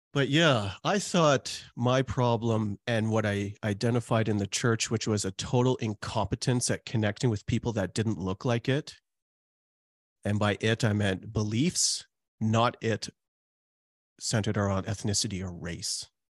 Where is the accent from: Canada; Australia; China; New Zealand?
Canada; Calgary, Alberta; also born or lived in Trinidad; I was born in Trinidad, and now I've lived in Canada for most of my life, almost four decades, and lived in Calgary for all that time